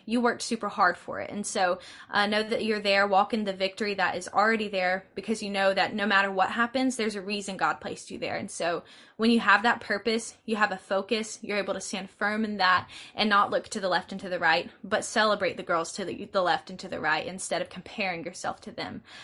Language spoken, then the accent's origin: English; LaGrange, Georgia, United States; I'm from LaGrange, Georgia